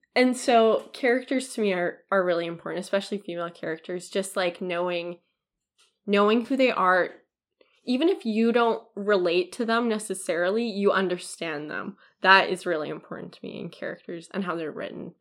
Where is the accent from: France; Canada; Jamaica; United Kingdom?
Canada; as a Canadian